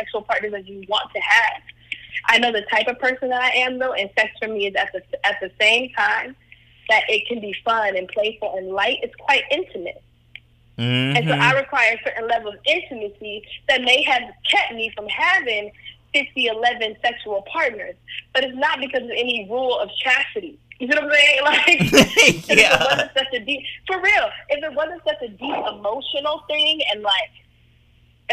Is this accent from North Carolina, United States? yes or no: no; Atlanta, Georgia, United States; also born or lived in Cleveland, Ohio; I grew up in Atlanta